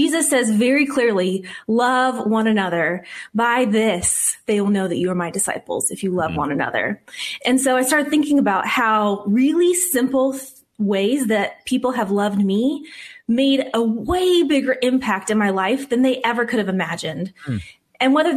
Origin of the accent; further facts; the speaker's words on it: Whittier, California, United States; also born or lived in Arizona; now in Glendora, United States; Grew up in a little town called Whittier